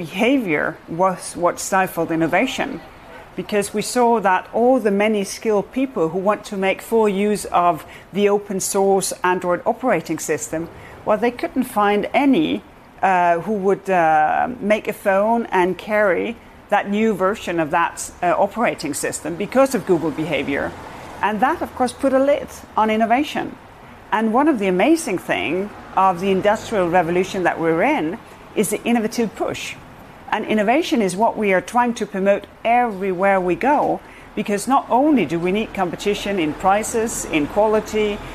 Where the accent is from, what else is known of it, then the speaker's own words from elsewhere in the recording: Denmark; I come from Denmark